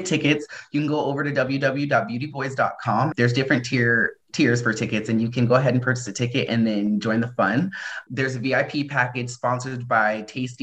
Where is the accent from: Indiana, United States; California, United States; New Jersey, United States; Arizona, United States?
New Jersey, United States; also born or lived in Idaho; now in Portland, United States; I was born in New Jersey